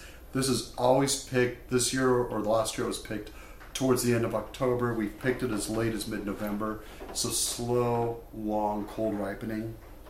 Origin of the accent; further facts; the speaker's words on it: Portland, Oregon, United States; Born and raised. Born in the same hospital as my mom, my dad, my grandma Lucy was born in Portland. I'm not a pioneer. I don't go back that far, but I'm an odd duck in Portland.